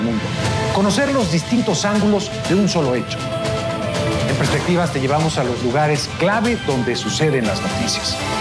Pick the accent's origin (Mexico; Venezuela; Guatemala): Venezuela; en mi país